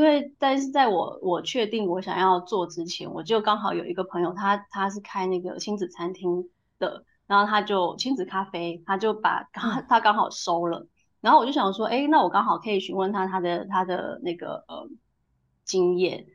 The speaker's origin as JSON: {"language": "Chinese", "country": "Taiwan", "also_born_or_lived": "United Kingdom", "moved": "as an adult", "lives_now": "Ratingen, Germany", "said": "我那时候是刚从台湾，呃，英国搬回台湾"}